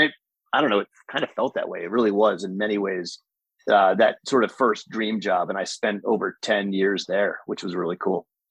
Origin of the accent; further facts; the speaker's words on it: Rockland County, New York, United States; I grew up in Rockland County, New York